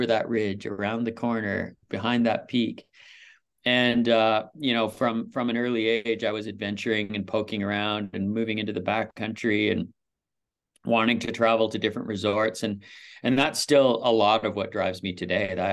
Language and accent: English; Vancouver Island, British Columbia, Canada; moved away as an adult; also born or lived in Saskatchewan; now in Whistler, Canada; my parents moved us out of there when I was very young, and I was raised on Vancouver Island